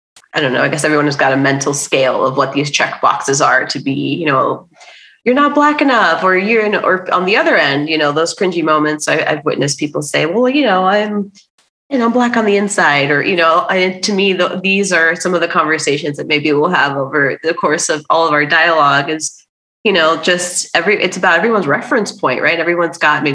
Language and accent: English; Miami, Florida, United States; growing up, I, you know, even in South Florida and Miami, where there's a ton of, you know, Latin American people